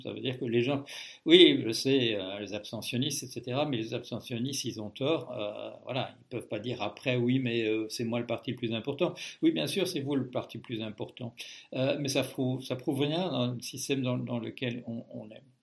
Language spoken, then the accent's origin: French; Belgium; moved away as an adult; now in France; je suis toujours euh, belge comme au moment de ma naissance, même si j'ai quitté la Belgique euh, officiellement en 1973